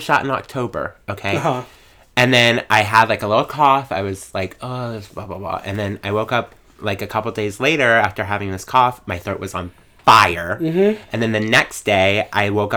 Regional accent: Pensacola, Florida, United States; also born or lived in Orlando, Florida; I was born and raised in Pensacola

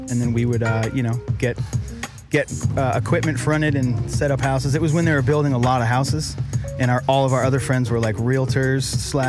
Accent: Boston, Massachusetts, United States; moved away as an adult; now in California, United States; Yeah, from Boston.

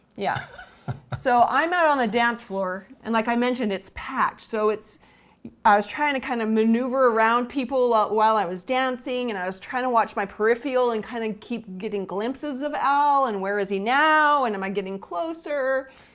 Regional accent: Cache Valley, Utah, United States; I'm from Cache Valley, which is about an hour and a half north of Salt Lake City

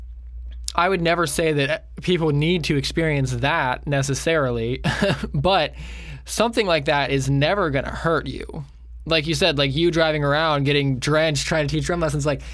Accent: Jessup, Maryland, United States; also born or lived in Nashville; now in Florida, United States; we're from Maryland, but my parents and my sister have lived here for a long time

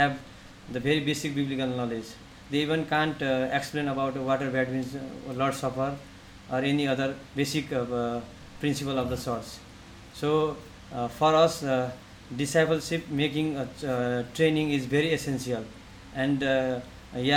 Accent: western Nepal, Nepal; also born or lived in Kathmandu; go to my hometown and to go to the western Nepal

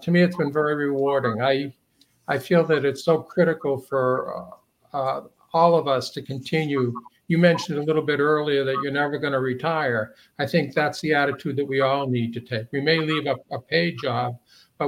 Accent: Manchester, New Hampshire, United States; I am a homeboy. I grew up in Manchester and attended St. Anselm's College

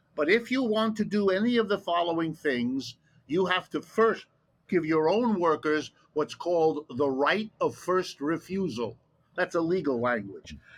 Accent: Ohio, United States; first language German; English is a second language; I, was born in Ohio

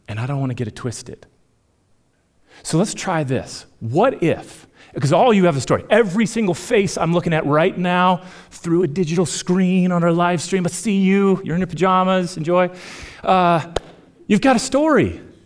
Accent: Minnesota, United States; moved away; I'm from Minnesota

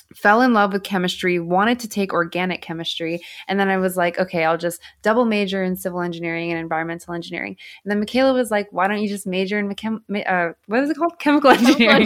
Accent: Southern California, United States; I grew up in Southern California

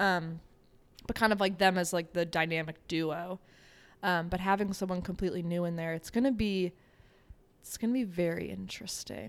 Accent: Connecticut, United States; moved away as an adult; I'm from Connecticut, but that's New England

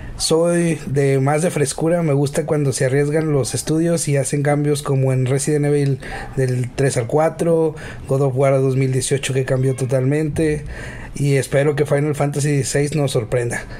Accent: Monterrey, Nuevo León, Mexico; soy de México, de Monterrey, Nuevo León, México

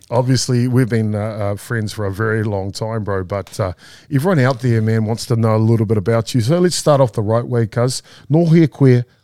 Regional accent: Whanganui, Manawatū-Whanganui, New Zealand; coming from from a region like uh, uh, Whanganui and, and the river and that area

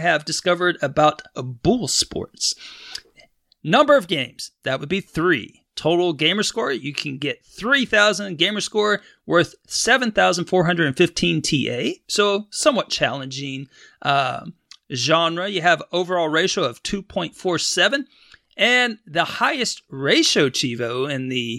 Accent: Texas, United States; I grew up in Texas

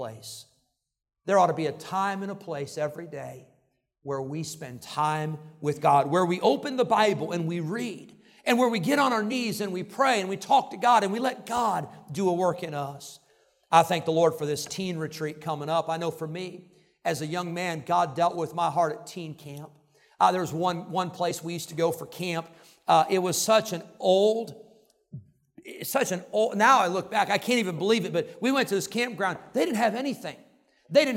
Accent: Rockford, Illinois, United States; the church where I grew up in Rockford, Illinois.

